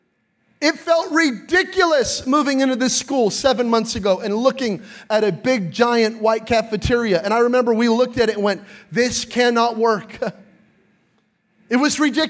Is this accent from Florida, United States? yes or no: no; New Mexico, United States; I'm from New Mexico, and in New Mexico, we have flash floods